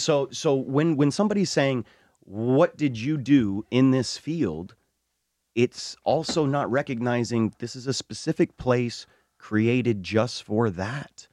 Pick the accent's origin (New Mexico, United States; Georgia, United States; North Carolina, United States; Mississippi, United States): New Mexico, United States; we are from New Mexico, one of the only states to allow Native American indigenous religious practice